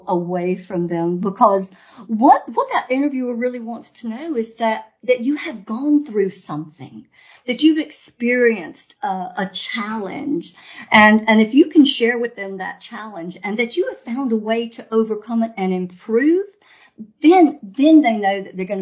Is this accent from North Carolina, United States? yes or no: yes; North Carolina, United States; I'm American, true-blooded, born in North Carolina